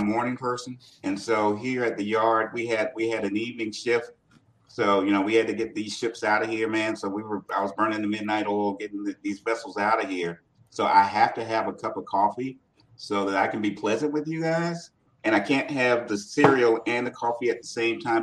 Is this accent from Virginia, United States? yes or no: yes; Portsmouth, Virginia, United States; my hometown of Portsmouth, Virginia